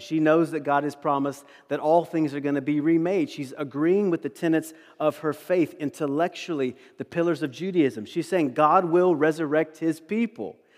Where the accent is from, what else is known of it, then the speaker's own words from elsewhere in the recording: East Coast, United States; moved away; I'm from the East Coast